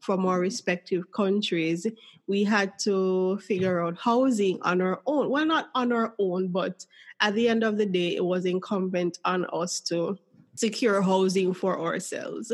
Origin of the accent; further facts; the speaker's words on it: Jamaica; my home country, Jamaica